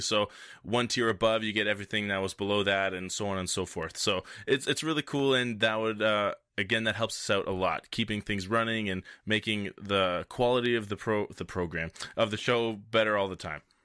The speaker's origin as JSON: {"language": "English", "country": "Canada", "said": "I'm French Canadian"}